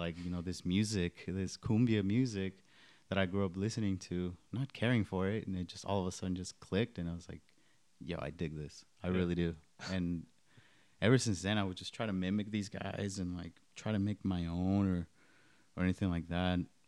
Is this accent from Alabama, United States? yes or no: no; DFW area, Texas, United States; also born or lived in Iguala, Guerrero, Mexico; Came here when I was 6 in 1998. Been here since then